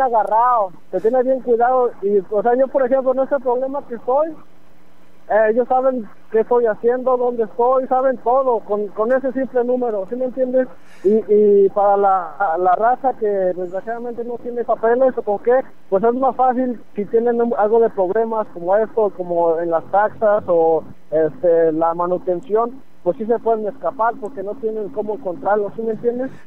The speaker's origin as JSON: {"language": "Spanish", "country": "Mexico", "tie": "born or raised there", "also_born_or_lived": "Pátzcuaro, Michoacán / State of Mexico", "moved": "yes", "lives_now": "Dallas, United States", "said": "yo nací acá, pero me crié toda mi toda mi infancia eh, en Páscuaro y en, el eh, en de Morelos, allá en el Estado de México"}